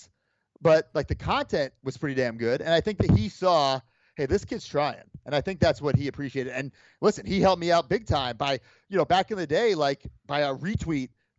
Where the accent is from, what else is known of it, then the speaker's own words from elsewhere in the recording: New York, United States; also born or lived in Long Island; my hometown, you know, my people